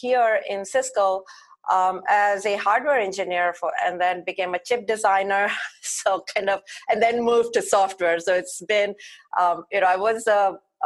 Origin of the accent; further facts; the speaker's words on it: India; moved away as an adult; now in Mountain View, United States; growing up in India as a young girl, I did most of my middle school and beyond schooling at my grandparents